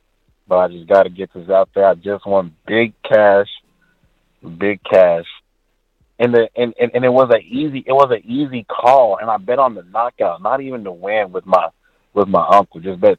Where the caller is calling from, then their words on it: Dallas, Texas, United States; And you know I'm in Dallas. I'm calling from Dallas.